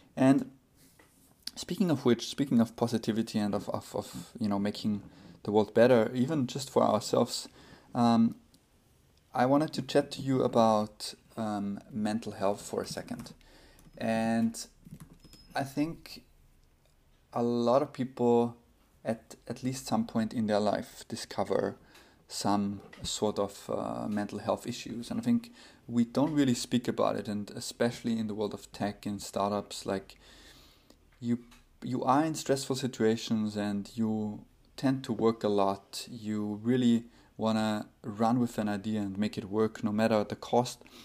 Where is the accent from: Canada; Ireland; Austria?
Austria; now in United States; my home country, Austria